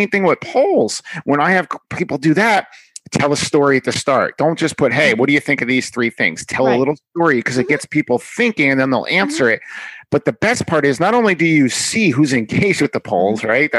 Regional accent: New York, United States; I'm from New York

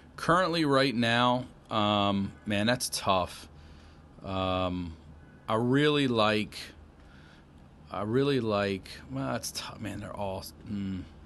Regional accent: Baltimore, Maryland, United States; moved away as an adult; I'm originally from, uh, Baltimore, Maryland. Grew up, I was born in the city, grew up outside the city, yeah, a few years later

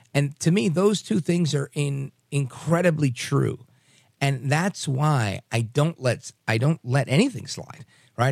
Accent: New York, United States; as a kid growing up in New York

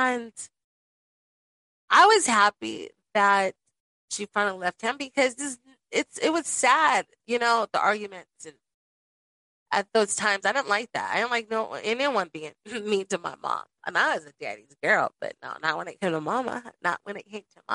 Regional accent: Las Vegas, Nevada, United States; I grew up in Las Vegas with both of my parents

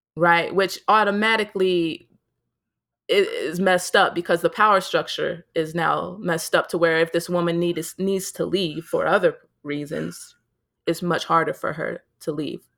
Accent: United States; growing up as an American

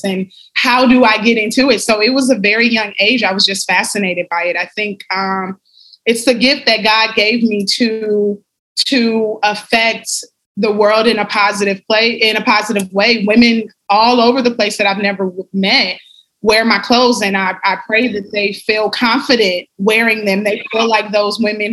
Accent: Compton, California, United States; I am from LA. LA is a beautiful city that is dear to my heart, but I grew up in Compton, in the Compton area.

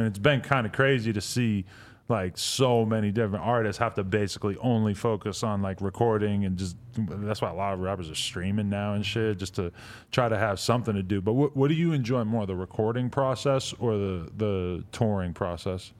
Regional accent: East Coast, United States; moved away; also born or lived in New York; I'm from the East Coast

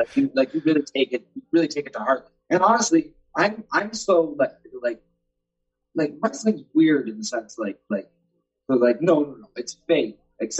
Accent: Canada; I'm not going to bring American money back to Canada.

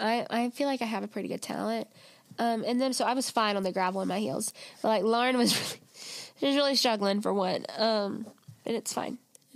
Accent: Rome, United States; I'm from Rome

